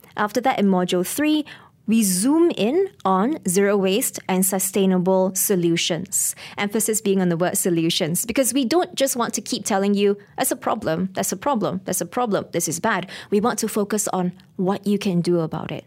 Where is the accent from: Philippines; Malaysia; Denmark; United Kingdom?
Malaysia; Ipoh, Perak; moved away as an adult; also born or lived in Kuala Lumpur; I'm actually from Para, I'm a Parakean, Ipoh, Mali